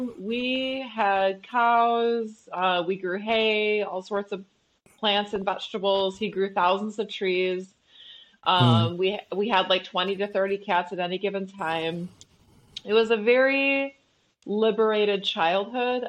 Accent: Flint, Michigan, United States; also born or lived in New York; I was born in Flint, Michigan, but we lived 15 minutes east of Flint

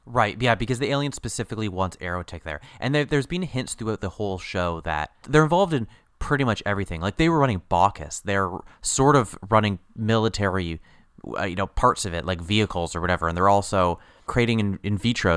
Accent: England, United Kingdom; We're, we're English

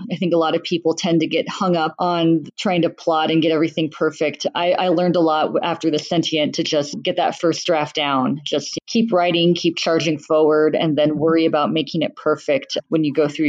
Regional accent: Saudi Arabia; also born or lived in Bahrain; I grew up in the Middle East, raised in Saudi Arabia and Bahrain

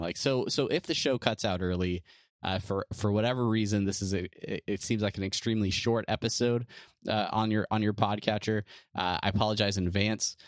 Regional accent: California, United States; we're both from California

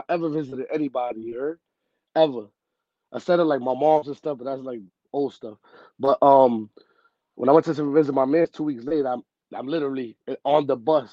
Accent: New York City, New York, United States; also born or lived in Bronx, New York City; I'm originally from Harlem, though, like Spanish Harlem

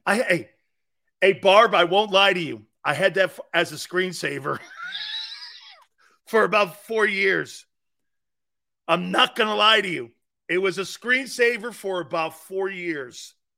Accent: Philadelphia, Pennsylvania, United States; as a Philadelphian

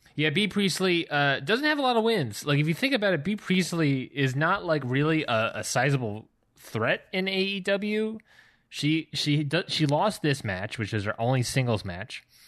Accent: Baltimore, Maryland, United States; now in Georgia, United States; my hometown of Baltimore, Maryland

